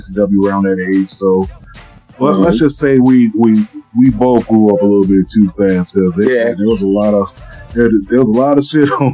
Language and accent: English; South Florida, United States; I grew up in South Florida